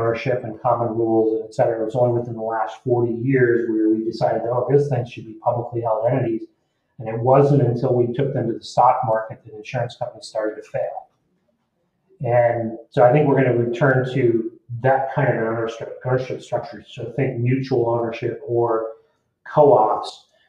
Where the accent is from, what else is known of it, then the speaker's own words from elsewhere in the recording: East Coast, United States; now in Oregon, United States; I mean, I moved here from the East Coast, so I come from a part of the world where whether I voted or not didn't really matter